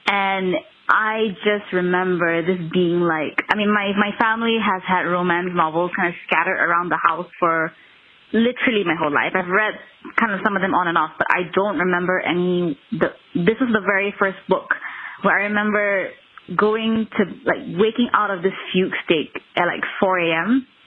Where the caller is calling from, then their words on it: Kuala Lumpur, Malaysia; I'm calling from Kuala Lumpur, Malaysia.